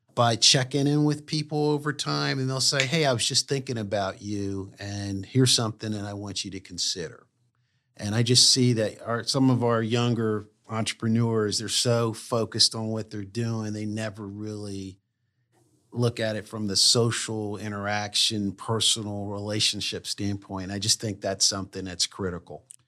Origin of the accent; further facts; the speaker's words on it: Wilmington, Delaware, United States; moved away; also born or lived in Durham, North Carolina; I grew up in Wilmington, Delaware.